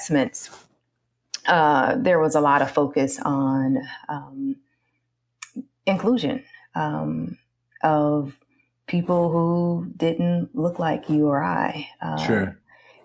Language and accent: English; Omaha, Nebraska, United States; I'm originally from Omaha, Nebraska.